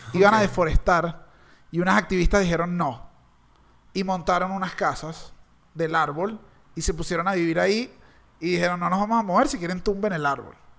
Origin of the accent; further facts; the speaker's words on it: Caracas, Capital District, Venezuela; yo como caraqueño